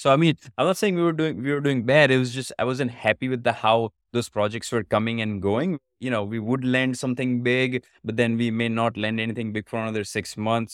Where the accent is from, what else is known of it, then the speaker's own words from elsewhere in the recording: India; moved away as an adult; now in United States; I was born in India, but I've been in States for about past seventeen years